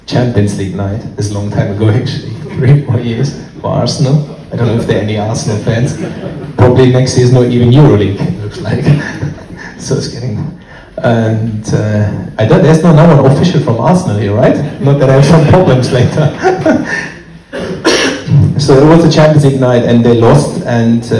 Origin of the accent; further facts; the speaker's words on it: Germany; moved away as an adult; also born or lived in London; I'm born and raised in Germany